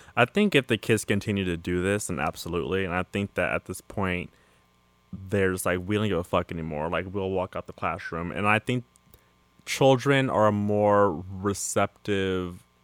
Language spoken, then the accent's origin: English; California, United States; I'm from California, mm-hmm. and so I grew up here in high school, college